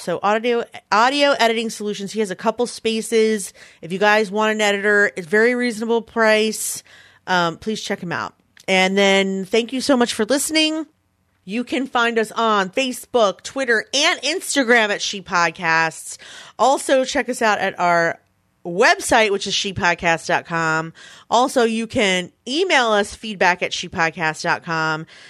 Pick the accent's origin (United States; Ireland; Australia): United States; Philadelphia, Pennsylvania; in Philadelphia, my hometown